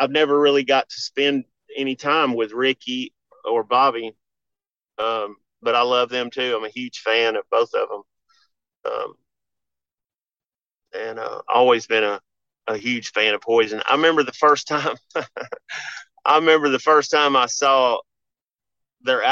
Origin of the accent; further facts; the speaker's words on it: Memphis, Tennessee, United States; I grew up around Memphis wrestling, and we used to go down to, they had, WMC TV5 was the big, big NBC network in town